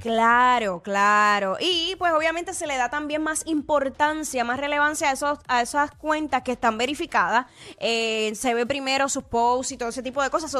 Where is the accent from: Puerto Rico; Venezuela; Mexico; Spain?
Puerto Rico; accent: Puerto Rican; los boricuas también tenemos acento